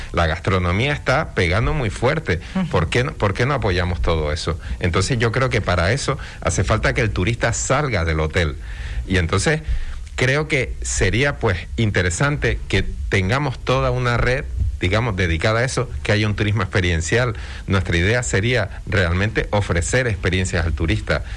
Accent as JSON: {"language": "Spanish", "region": "Canary Islands", "country": "Spain", "said": "somos canarios"}